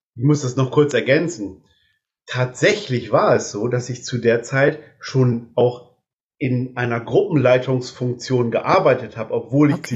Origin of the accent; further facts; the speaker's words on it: Delmenhorst, Lower Saxony, Germany; moved away as an adult; also born or lived in Ganderkesee; now in Neulingen, Germany; ich komme aus gebürtig aus Delmenhorst